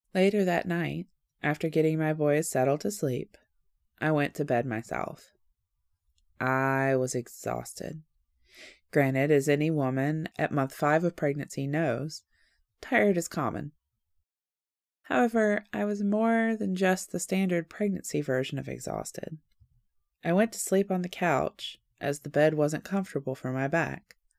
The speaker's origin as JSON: {"language": "English", "region": "the South", "country": "United States", "said": "I am polite and from the South"}